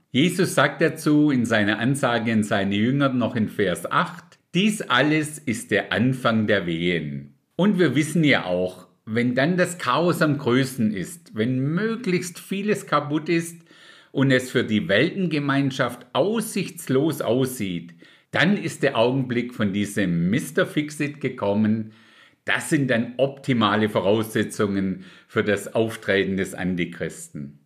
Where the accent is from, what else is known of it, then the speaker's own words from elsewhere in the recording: Germany; bei uns in Deutschland